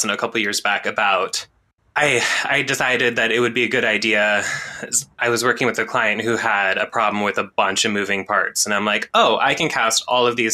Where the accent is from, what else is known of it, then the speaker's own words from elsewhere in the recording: La Grande, Oregon, United States; Where I grew up around La Grande, Oregon